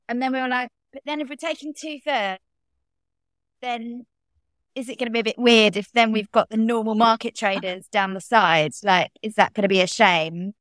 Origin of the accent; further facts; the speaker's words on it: London, United Kingdom; I grew up in Bromley, which is in South East London.